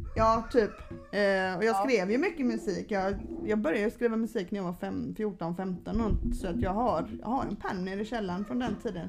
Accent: Gothenburg, Västra Götaland, Sweden; moved away as an adult; also born or lived in Stockholm; now in Sölvesborg, Sweden; Jag är uppvuxen i Göteborg

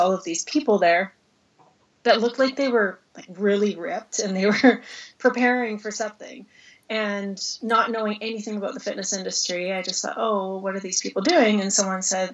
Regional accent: Red Deer, Alberta, Canada; moved away as an adult; also born or lived in Cayman Islands; It's my hometown

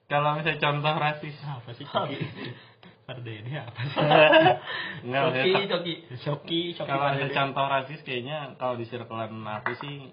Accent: Bogor, West Java, Indonesia; sobat Bandungku kalian welcome ke aku walaupun aku orang Bogor

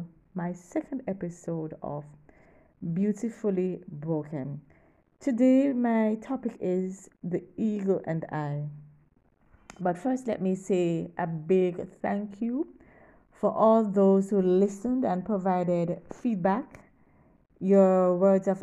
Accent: Kingston, Jamaica; I'm from Kingston, Jamaica

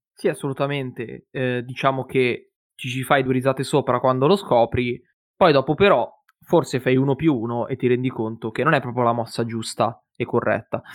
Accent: province of Monza, Lombardy, Italy; io e mio fratello, siamo, eh, della provincia, diciamo, di Monza, quindi siamo lombardi

